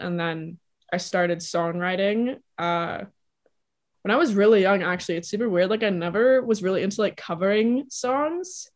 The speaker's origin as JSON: {"language": "English", "town": "Toronto", "region": "Ontario", "country": "Canada", "tie": "born or raised there", "also_born_or_lived": "New York", "said": "I was born and raised in Toronto, Canada"}